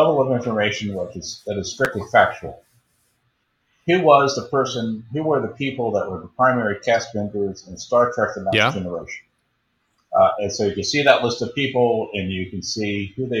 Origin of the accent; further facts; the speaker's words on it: Baltimore, Maryland, United States; moved away as an adult; also born or lived in Chicago; I was born and raised in Baltimore.